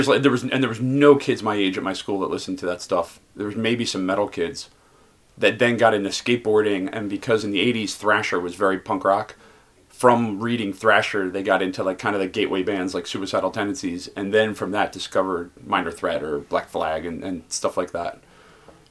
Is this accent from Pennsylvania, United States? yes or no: yes; Philadelphia, Pennsylvania, United States; I grew up in West Philadelphia